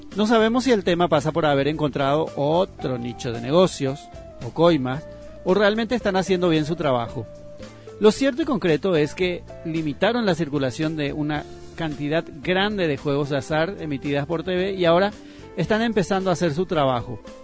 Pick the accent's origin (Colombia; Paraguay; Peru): Paraguay; está la vergüenza que pasamos internacionalmente como paraguayos.